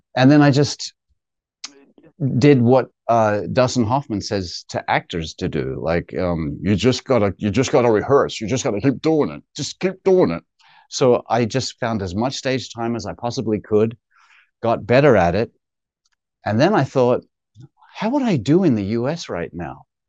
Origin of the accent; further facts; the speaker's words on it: Perth, Western Australia, Australia; now in United States; from Perth, from halfway around the world, literally